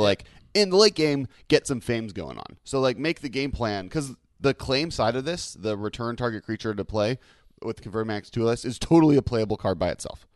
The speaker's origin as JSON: {"language": "English", "region": "Ohio", "country": "United States", "said": "my state, I'm from Ohio, and California"}